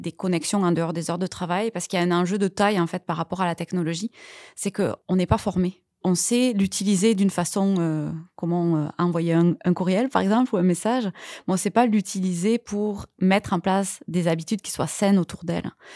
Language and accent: French; France; moved away as an adult; now in Quebec, Canada; ça, va faire 9 ans là que je suis au Québec et c'est certain que moi je suis française